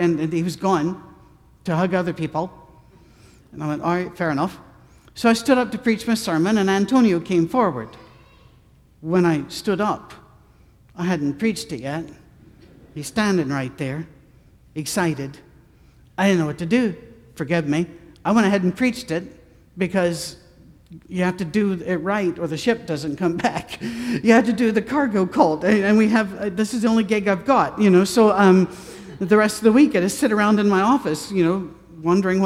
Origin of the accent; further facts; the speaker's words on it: Scotland, United Kingdom; I'm a Scotsman.